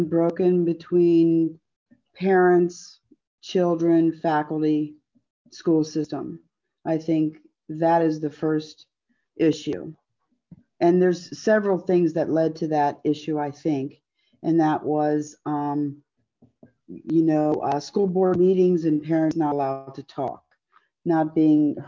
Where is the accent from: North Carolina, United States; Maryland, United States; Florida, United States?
Maryland, United States; Montgomery County; moved away as an adult; also born or lived in West Virginia; now in Jefferson County, West Virginia, United States; I'm originally from Montgomery County, Maryland